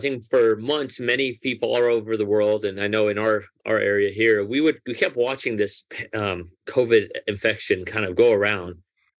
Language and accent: English; Nashville, Tennessee, United States; English is a second language; also born or lived in Tehran, Iran; I was born in Iran, and my family, when I was 6 years old, moved from Tehran to Nashville, Tennessee.